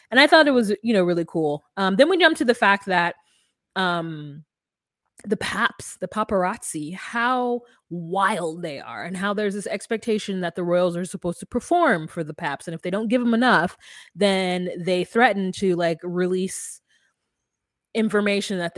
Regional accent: United States; I'm American.

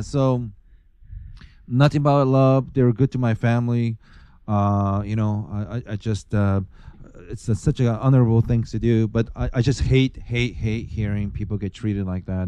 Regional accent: Bremerton, Washington, United States; also born or lived in California / Seattle; I grew up in Naval Base in Bremerton

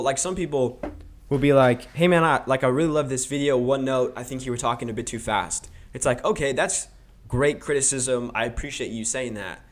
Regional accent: Roseville, California, United States; also born or lived in Missouri; in Roseville when I was, like, four, so I pretty much grew up in, like, Antelope

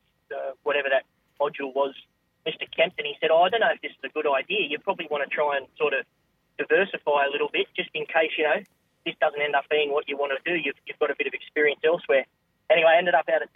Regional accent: Mudgee, New South Wales, Australia; also born or lived in Paddington, Sydney / Gulgong; I moved to Mudgee when I was... in year two

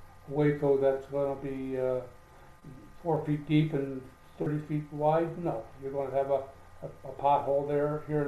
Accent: Canada; now in Costa Rica; being a Canadian

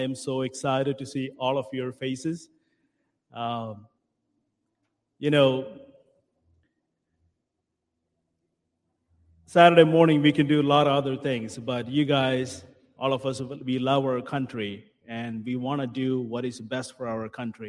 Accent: India; moved away as an adult; now in Collin County, Texas, United States; I moved from India to here for freedom

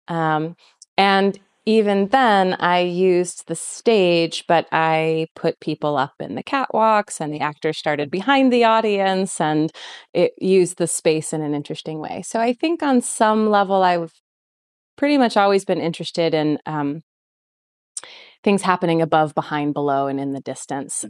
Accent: East Coast, United States; moved away; I grew up on the East Coast

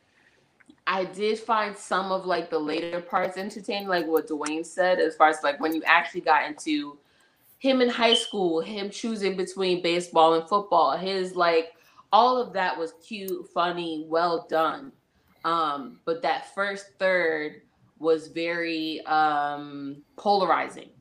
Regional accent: New York, United States; I'm also from New York

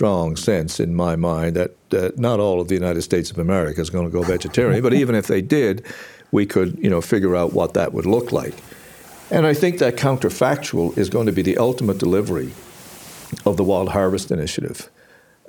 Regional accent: Newfoundland and Labrador, Canada; I come from Newfoundland

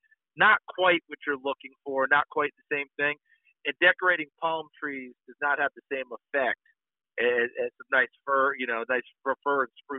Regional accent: New York, United States; also born or lived in Tennessee; now in Orlando, United States; I grew up as a Northeasterner, even though I was born in Tennessee. I grew up in the state of New York

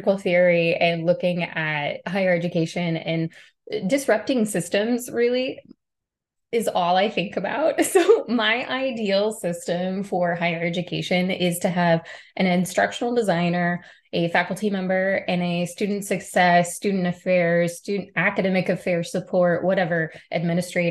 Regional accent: Middle Tennessee, United States; moved away as an adult; I grew up in Middle Tennessee with a single parent

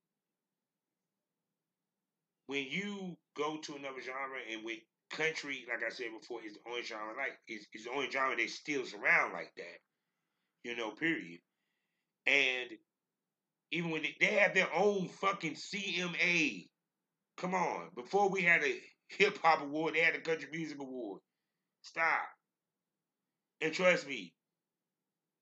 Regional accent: North Carolina, United States; born or raised there

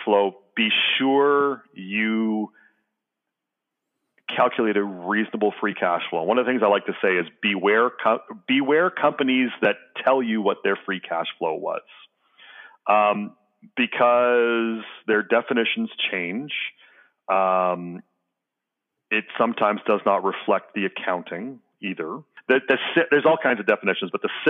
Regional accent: Canada; I'm Canadian

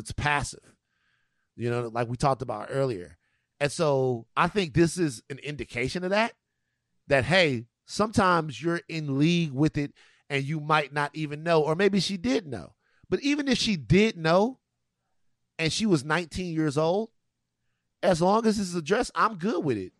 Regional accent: Louisiana, United States; the Mardi Gras situation, um, that goes on, go, goes on in my home state

